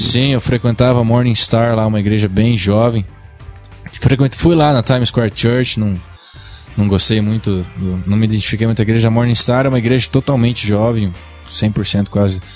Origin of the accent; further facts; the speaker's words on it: Brazil; moved away as an adult; also born or lived in New York, United States; Eu saí do Brasil com 18 anos, acabei, eu era modelo aqui, modelava em São Paulo